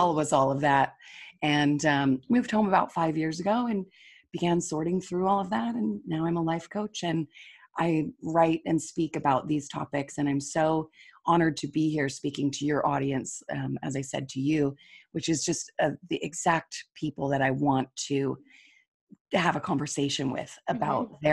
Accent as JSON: {"language": "English", "region": "Utah", "country": "United States", "tie": "born or raised there", "also_born_or_lived": "Seoul / Taipei / Sydney / Melbourne", "moved": "as an adult", "said": "I live in Salt Lake City. I was raised here in Utah"}